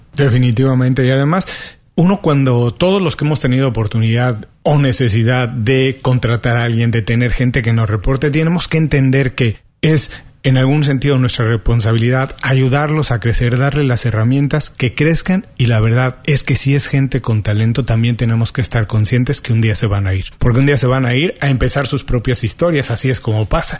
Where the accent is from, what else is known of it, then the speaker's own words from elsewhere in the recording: Mexico; now in Miami, United States; soy mexicano